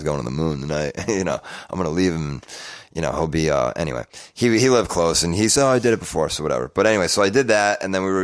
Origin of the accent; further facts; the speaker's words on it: Connecticut, United States; moved away; also born or lived in New York; I'm from Connecticut.